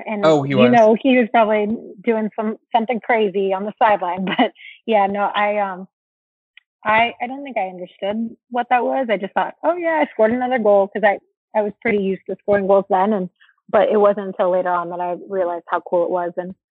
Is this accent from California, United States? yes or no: yes; California, United States; first language es; now in Arizona, United States; So Spanish was my first language growing up. thanks to my dad and the nanny that we had growing up in California. When we moved to Arizona